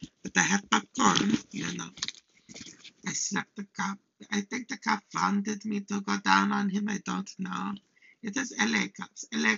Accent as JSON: {"language": "English", "country": "Hungary", "second_language": "English", "moved": "yes", "lives_now": "United States", "said": "So, I'm from Hungary. I'm an immigrant."}